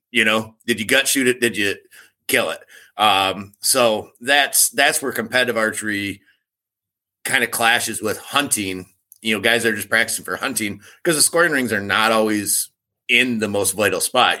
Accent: Michigan, United States; I grew up in Michigan

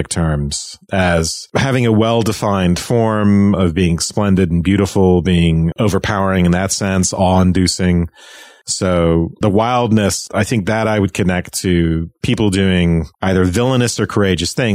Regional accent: Ireland; When I was growing up in Ireland

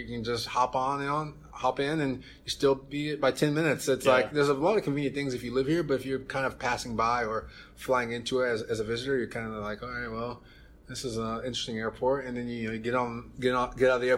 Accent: Durham, North Carolina, United States; moved away as an adult; also born or lived in Winston-Salem, North Carolina; now in Kansas City, United States; I grew up in North Carolina, obviously Durham, where Duke University is

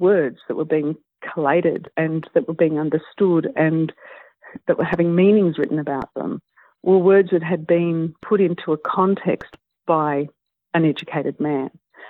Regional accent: United Kingdom; born there; I was born in the UK, so I am a British citizen.

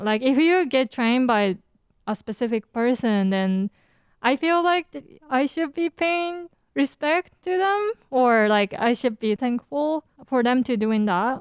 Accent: Japan; accent: Japanese; my Japanese accent

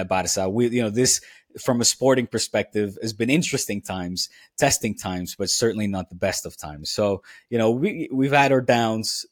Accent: The Hague, South Holland, Netherlands; now in Catalonia, Spain; I grew up in Den Haag

